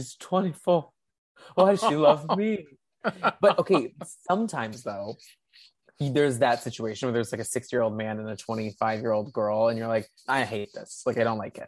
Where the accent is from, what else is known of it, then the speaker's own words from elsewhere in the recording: Texas, United States; I'm from Texas